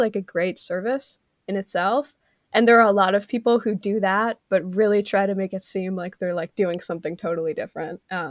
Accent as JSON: {"language": "English", "country": "Canada", "said": "I'm Canadian"}